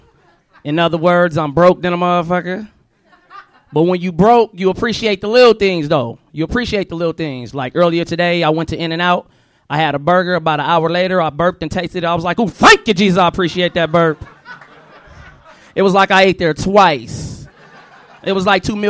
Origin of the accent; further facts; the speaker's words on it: Riverside, California, United States; I'm from Riverside